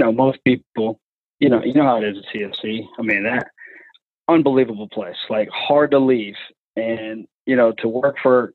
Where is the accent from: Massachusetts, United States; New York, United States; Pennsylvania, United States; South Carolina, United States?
South Carolina, United States; my home state of South Carolina